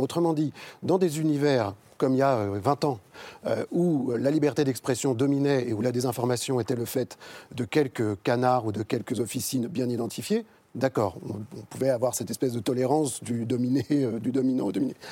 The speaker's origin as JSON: {"language": "French", "country": "France", "said": "En tant que Français"}